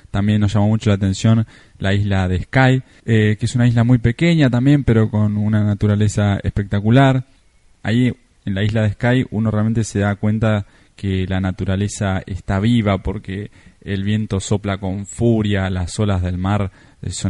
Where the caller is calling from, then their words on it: Argentina; Hola chicos … desde Argentina, me gusta mucho viajar, estuve en más de 40 países